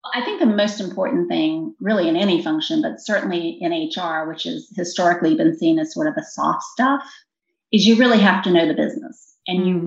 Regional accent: Virginia, United States; born or raised there

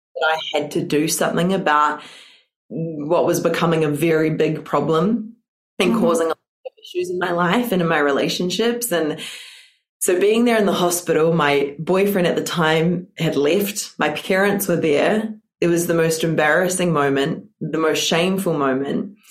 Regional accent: New Zealand; I am not from Australia. I am from New Zealand

